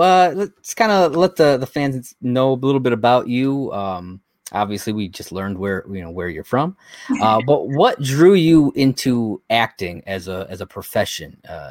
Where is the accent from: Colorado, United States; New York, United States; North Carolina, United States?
New York, United States; Dunkirk; accent: Great Lakes; also born or lived in Fredonia; I was born in Dunkirk, went to school in Fredonia. I worked out in Orchard Park and in Hamburg and stuff like that for quite a while. Yeah, so I lived my whole life out in Western New York.